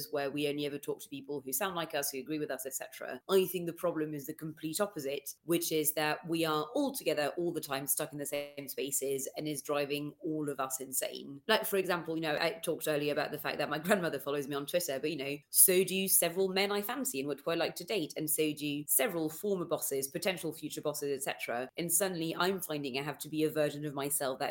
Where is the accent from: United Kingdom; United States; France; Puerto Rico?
France; moved away; my hometown in France, where I grew up, it's not even a massive city